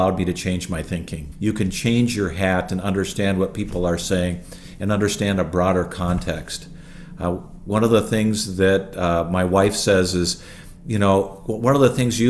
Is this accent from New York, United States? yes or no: no; International Falls, Minnesota, United States; also born or lived in Illinois / Bethesda, Maryland; I grew up in International Falls, Minnesota